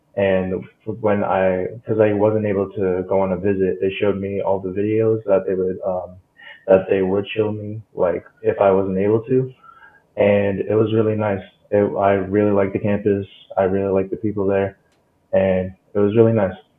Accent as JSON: {"language": "English", "town": "North Las Vegas", "region": "Nevada", "country": "United States", "said": "I'm from North Las Vegas, and I've actually been homeschooled all my life until sophomore year, um, when I started playing football here"}